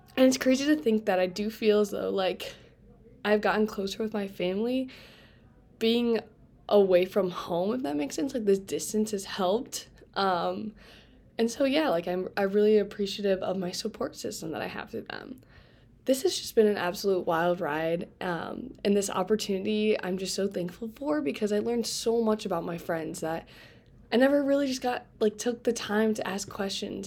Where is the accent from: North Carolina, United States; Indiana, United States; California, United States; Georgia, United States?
Indiana, United States; Fort Wayne; moved away; I am from Fort Wayne, Indiana